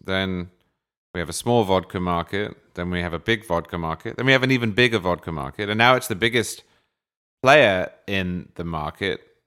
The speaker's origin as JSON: {"language": "English", "region": "England", "country": "United Kingdom", "said": "I'm an English stereotype"}